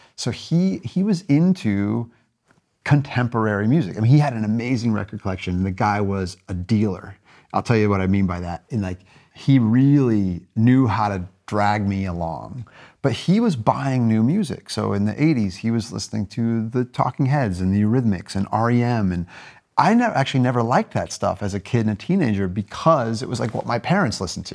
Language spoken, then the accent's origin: English; Goshen, Indiana, United States; moved away as an adult; also born or lived in California; now in Paris, France; I grew up in Goshen, Indiana, twenty thousand people in northern Indiana